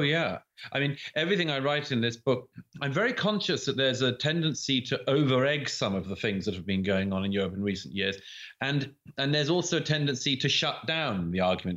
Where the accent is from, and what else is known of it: United Kingdom